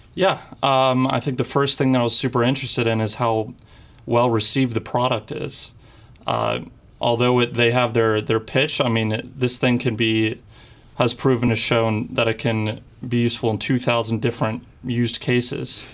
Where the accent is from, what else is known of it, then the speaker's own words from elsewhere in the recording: Houston, Texas, United States; moved away; also born or lived in Ohio; I'm from Houston, Texas, and I go to school in Miami University in Ohio